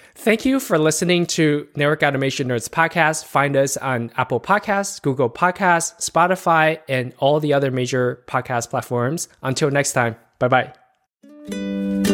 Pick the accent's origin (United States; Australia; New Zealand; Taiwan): Taiwan; I'm from Taiwan